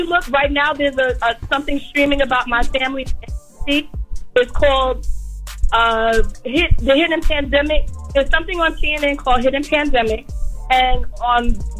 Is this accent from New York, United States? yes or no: yes; New York, United States; now in Savannah, United States; We're from New York, but we just relocated to Savannah.